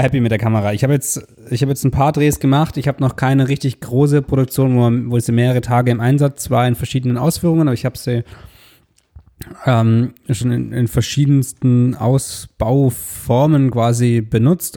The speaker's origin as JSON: {"language": "German", "region": "Southern Germany", "country": "Germany", "said": "wir sind beide aus Süddeutschland"}